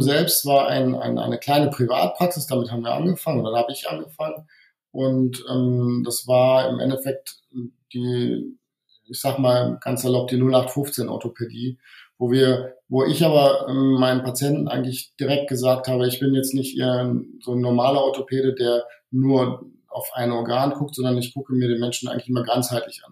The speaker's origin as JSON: {"language": "German", "town": "Wuppertal", "region": "North Rhine-Westphalia", "country": "Germany", "tie": "born or raised there", "also_born_or_lived": "Hungary / Giessen / Bonn", "moved": "as an adult", "lives_now": "Bad Neuenahr, Germany", "said": "ursprünglich bin ich Ungar, das heißt, ähm, ich bin aber in Deutschland aufgewachsen, ähm, eher im, im Bergischen, also im Wuppertal bin ich aufgewachsen"}